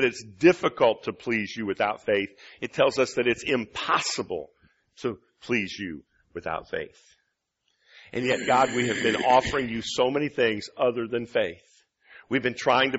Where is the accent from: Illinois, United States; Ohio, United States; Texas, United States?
Illinois, United States; moved away as an adult; now in Michigan, United States; I'm from Illinois.